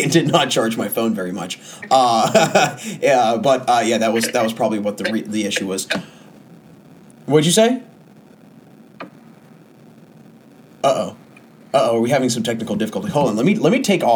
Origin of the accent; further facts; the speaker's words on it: Washington, District of Columbia, United States; I'm from Washington, D.C.